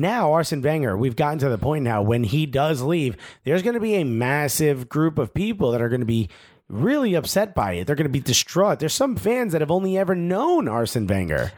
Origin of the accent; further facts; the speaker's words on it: United States; we're American